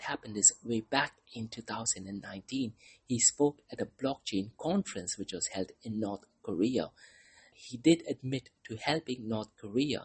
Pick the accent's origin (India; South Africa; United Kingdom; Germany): India; Mumbai, Maharashtra; moved away; I'm originally from Mumbai, India. That is the city where I was born in.